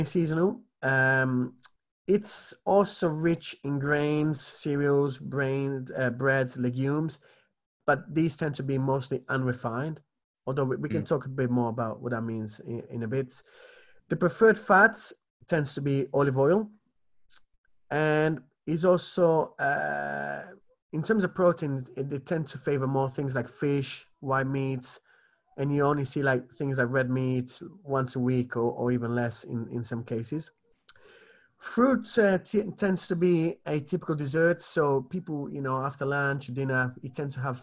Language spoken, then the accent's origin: English; Italy; moved away; I grew up in the Mediterranean